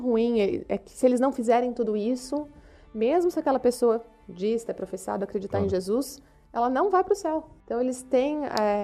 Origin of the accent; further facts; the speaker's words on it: São Paulo, Brazil; moved away as an adult; now in Romania; professora, nascida em São Paulo. Cresci na Igreja Batista da Cidade Universitária